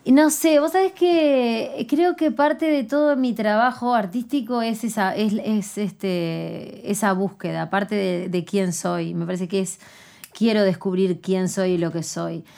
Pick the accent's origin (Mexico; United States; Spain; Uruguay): Uruguay; Canelones; Yo vengo de Canelones, de la ciudad de Canelones, y tengo 38 años